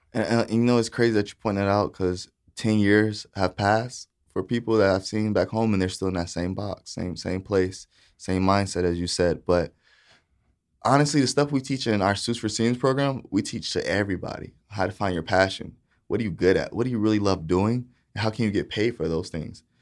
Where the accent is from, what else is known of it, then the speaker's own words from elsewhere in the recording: Titusville, Florida, United States; also born or lived in Saint Petersburg, Florida / Boca Raton, Florida; I was raised in Titusville, Florida